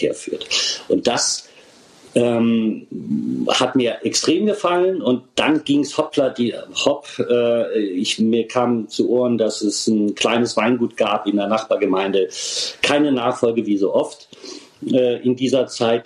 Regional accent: Rhineland-Palatinate, Germany

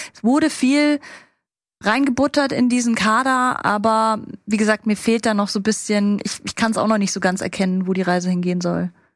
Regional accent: the South, Southern Germany, Germany; ich bin aus dem Süden

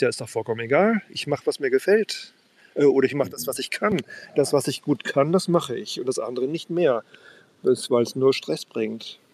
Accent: Worpswede, Lower Saxony, Germany; now in Sylt, Germany; Worpswede, meiner Heimat

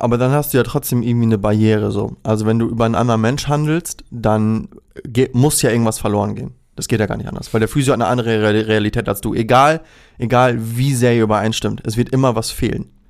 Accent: Recke, North Rhine-Westphalia, Germany; also born or lived in Ibbenbüren; now in Osnabrück, Germany; es ist ein kleines gallisches Dorf, das sich Ippenbüren nennt. Da bin ich geboren, bin ich in Recke aufgewachsen und wohne jetzt in Osnabrück.

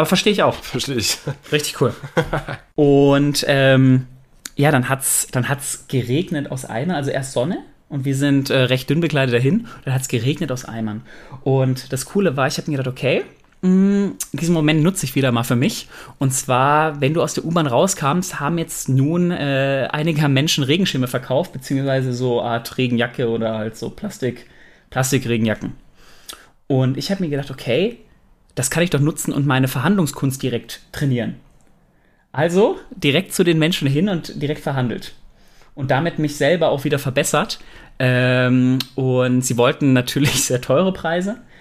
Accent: Germany; wir Deutschen

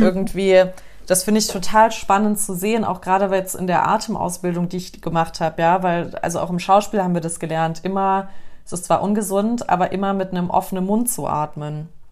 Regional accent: Germany; bei uns in Deutschland

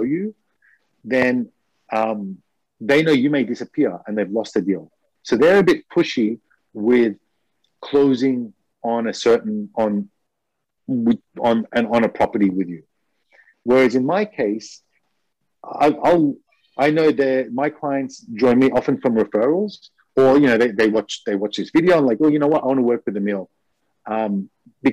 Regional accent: Australia; now in Japan; I'm from Australia

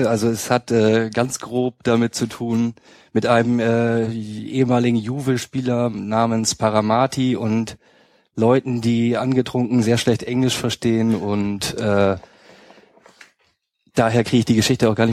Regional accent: Hamburg area, Germany; Ich komme ursprünglich aus dem Hamburger Speckgürtel und bin dann nach

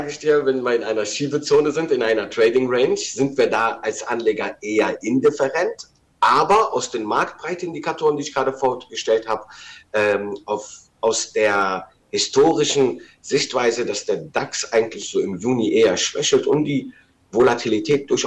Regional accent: Rhineland, Germany; eine Divergenz für mich als Rheinländer

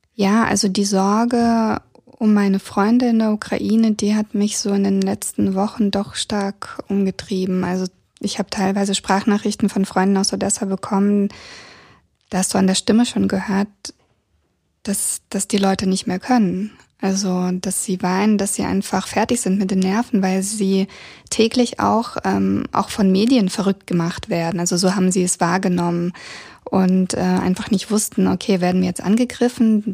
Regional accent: Kazakhstan; moved away; ich wurde in der Sowjetrepublik Kasachstan geboren und habe bis 92 in dem Land ähm, gelebt

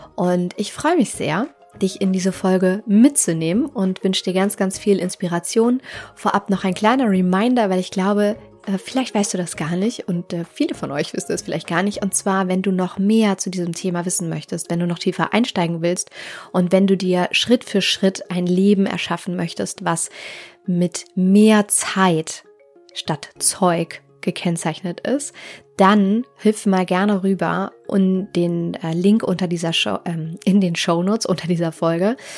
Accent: Hamburg, Germany; ich komme aus Hamburg

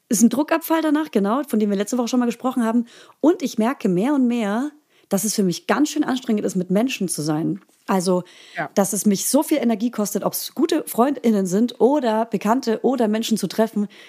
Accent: Franconia, Bavaria, Germany; als Fränkin.

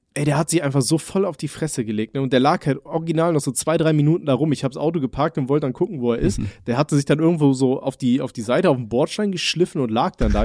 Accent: Aachen, North Rhine-Westphalia, Germany; bei uns in Aachen

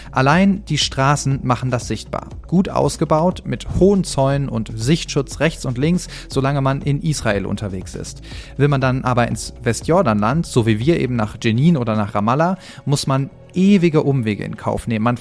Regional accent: Germany; Ich bin deutscher Journalist, entschuldige mich für meinen Orientierungssinn

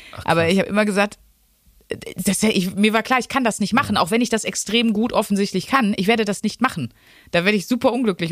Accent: Wuppertal, North Rhine-Westphalia, Germany; moved away; also born or lived in Ruhr area; meiner alten Heimatstadt Wuppertal

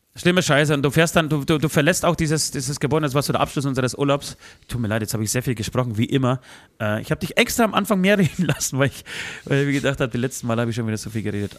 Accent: Tychy, Silesian Voivodeship, Poland; moved away; in meine Geburtsstadt Dichau

